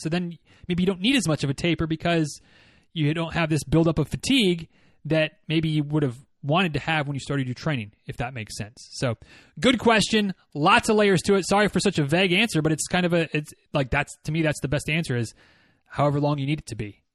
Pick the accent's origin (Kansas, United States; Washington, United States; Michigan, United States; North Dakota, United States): Michigan, United States; moved away; growing up in Michigan